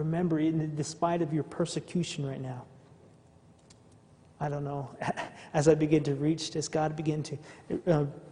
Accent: Navajo Nation, United States; also born or lived in Arizona; I come from the Native American culture, the Navajo tribe

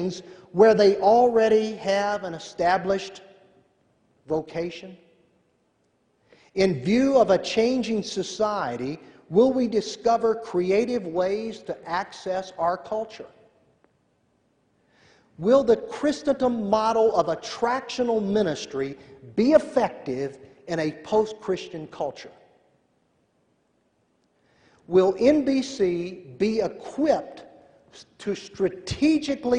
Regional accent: Tennessee, United States; I'm from Tennessee.

